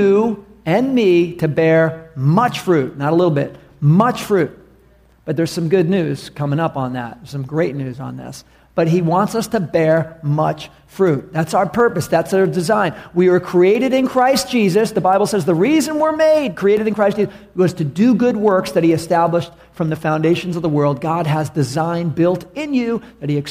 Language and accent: English; New York City, New York, United States; moved away; I was from New York City